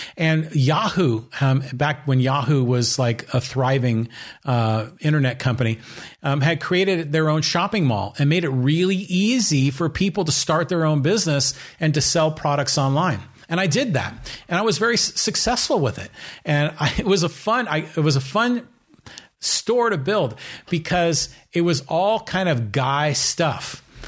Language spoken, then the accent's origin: English; San Francisco Bay Area, California, United States; I grew up in the San Francisco Bay Area